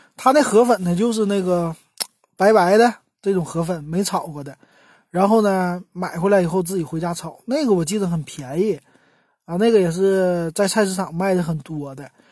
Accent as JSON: {"language": "Chinese", "region": "Northeast China", "country": "China", "also_born_or_lived": "Beijing / Guangzhou", "moved": "as an adult", "said": "我作为一个东北人，从北，呃，从北方，啊，一下子就到了南方"}